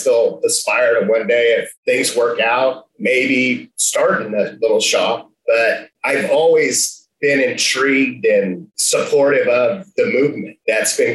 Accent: Southern Oregon, United States; moved away as an adult; also born or lived in Austin, Texas; I grew up in Southern Oregon.

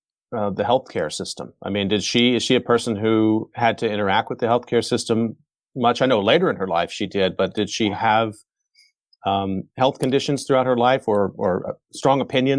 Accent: Texas, United States; I grew up in Texas.

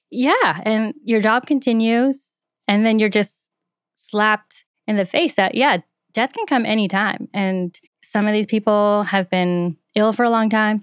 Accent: just outside Toronto, Ontario, Canada; moved away

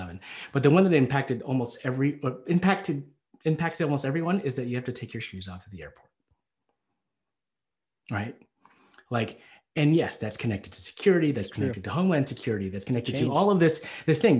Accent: Selina, Tennessee, United States; I grew up in Tennessee. I was born and raised in Salina, Tennessee

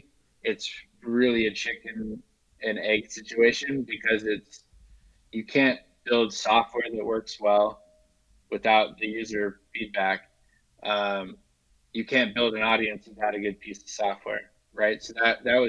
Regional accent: Washington, United States; moved away; also born or lived in Los Angeles; I'm from Washington State

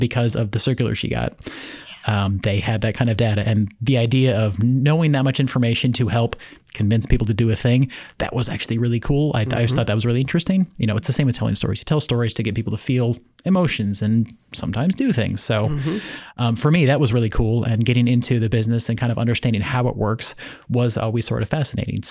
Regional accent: Minneapolis, Minnesota, United States; moved away; I'm from Minneapolis originally.

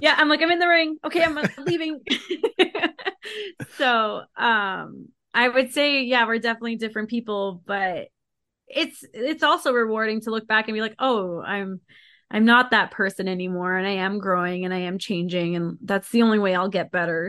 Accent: Ottawa, Ontario, Canada; now in Calgary, Canada; I grew up in Ottawa and then I moved out to Calgary.

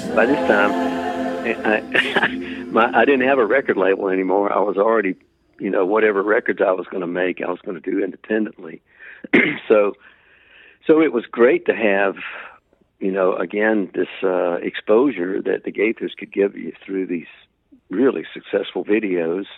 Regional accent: Macon, Georgia, United States; also born or lived in South Carolina; I ended up back in my hometown of Macon, Georgia

